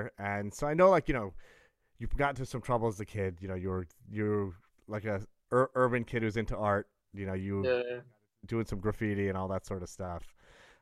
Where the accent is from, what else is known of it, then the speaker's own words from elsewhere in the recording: Brooklyn, Long Island, New York, United States; I was born in Brooklyn, but then we moved out to the burbs